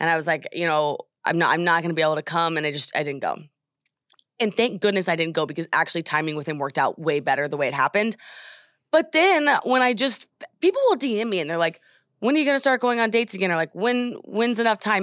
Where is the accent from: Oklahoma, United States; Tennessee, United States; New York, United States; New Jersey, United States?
Oklahoma, United States; I am just from Oklahoma